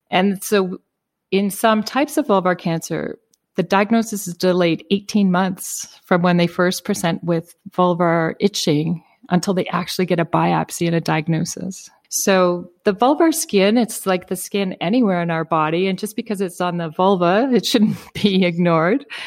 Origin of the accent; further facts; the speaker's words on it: Prince Edward Island, Canada; I grew up in Prince Edward Island, Canada, uh, which is a pretty small rural area.